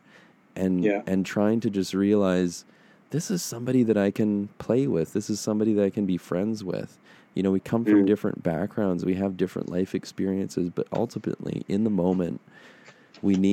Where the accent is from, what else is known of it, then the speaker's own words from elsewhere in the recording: Canada; also born or lived in Chile; I went from being this Canadian boy to suddenly being this scrappy, young Chileno on the streets